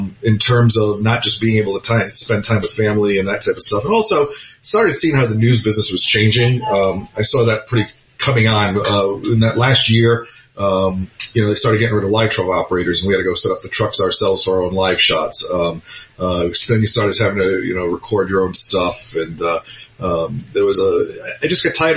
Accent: Providence, Rhode Island, United States; moved away as an adult; also born or lived in St. Louis, Missouri / Vermont / Florida; now in Boca Raton, United States; my home state and town in Providence, Rhode Island

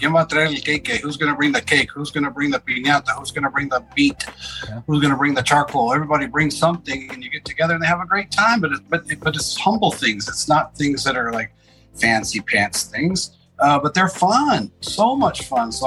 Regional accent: McAllen, Texas, United States; I grew up on the border of Mexico in McAllen, Texas, in the Rio Grande Valley

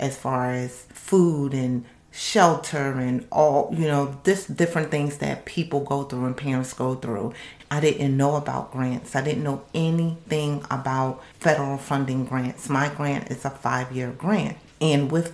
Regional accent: Camden, New Jersey, United States; I'm from Camden, New Jersey

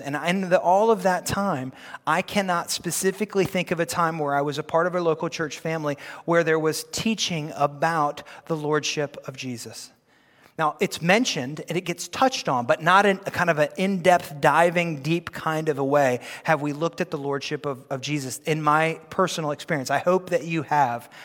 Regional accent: United States; we are kingdom people before we are American people

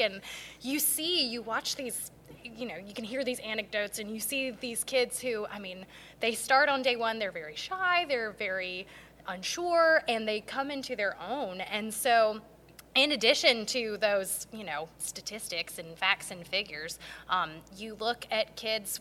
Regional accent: Garner, North Carolina, United States; I grew up in Garner

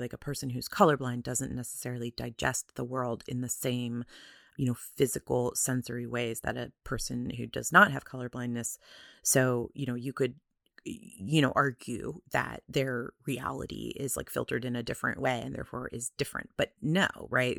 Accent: United States; I am an American

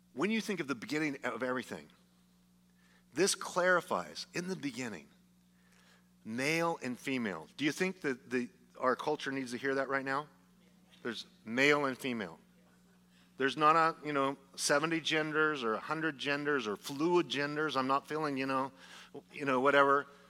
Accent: Idaho, United States; I'm from Idaho

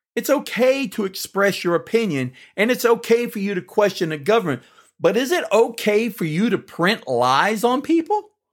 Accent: United States; we as American citizens

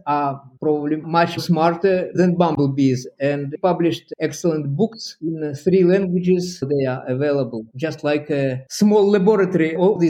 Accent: Perm, Perm Krai, Russia; English is a second language; moved away as an adult; also born or lived in Novosibirsk, Russia; now in Bath, United Kingdom; I was born in Russia, in the city of Perm, Ural region, just the borderline, geographical borderline between Europe and Asia. I lived there for 23 years, graduated from the Perm University, and then I moved to Novosibirsk.

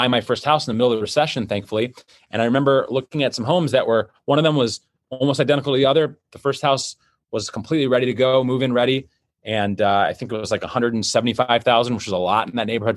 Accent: Detroit, Michigan, United States; I was born in Detroit, Michigan.

